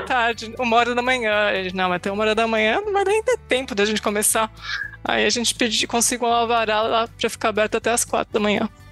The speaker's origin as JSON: {"language": "Portuguese", "town": "Itu", "region": "São Paulo", "country": "Brazil", "tie": "born or raised there", "moved": "as an adult", "lives_now": "Norway", "said": "eu nasci em Itu, no interior de São Paulo, terra dos exageros, berço da república"}